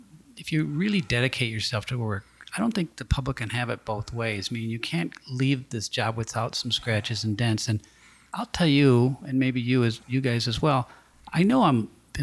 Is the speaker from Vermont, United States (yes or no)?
no; St. Paul, Minnesota, United States; growing up in St. Paul, like I did